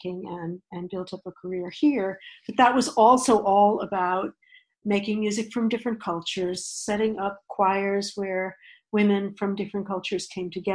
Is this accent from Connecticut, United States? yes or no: no; outside of New York, United States; I grew up outside of New York, in the US, post-World War II